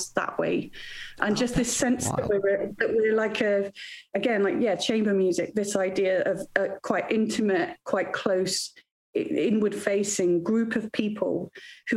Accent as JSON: {"language": "English", "region": "Wales", "country": "United Kingdom", "tie": "born or raised there", "moved": "yes", "lives_now": "Bristol, United Kingdom", "said": "I grew up in Wales"}